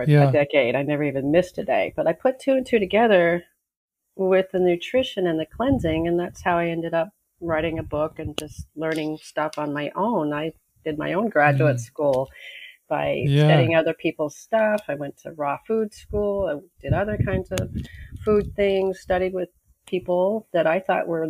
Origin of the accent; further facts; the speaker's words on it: Los Angeles, California, United States; moved away as an adult; also born or lived in Australia / Mexico; now in Maui, United States; where I was growing up in Pacific Palisades